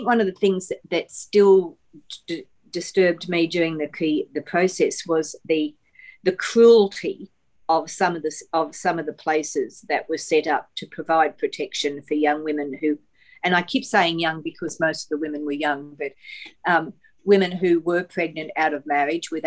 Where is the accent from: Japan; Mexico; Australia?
Australia; Toowoomba, Queensland; I grew up in Toowoomba